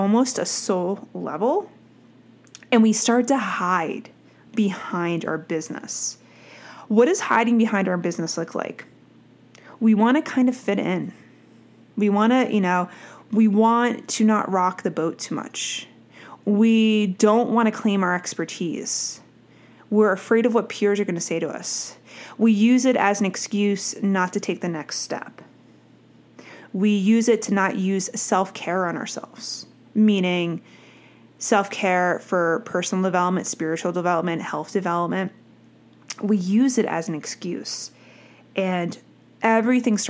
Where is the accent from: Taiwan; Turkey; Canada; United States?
United States; New Jersey; I'm from Jersey